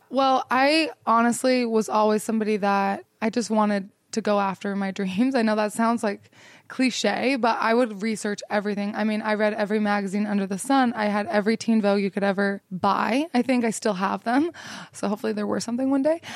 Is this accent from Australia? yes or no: no; Salt Lake City, Utah, United States; I grew up in Salt Lake City, Utah